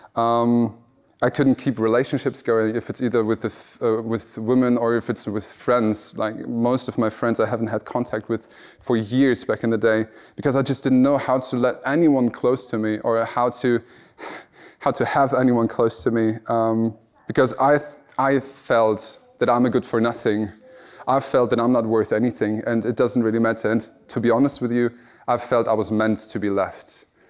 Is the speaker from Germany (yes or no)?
yes; Germany; moved away; I'm from Germany and I'm standing in Wales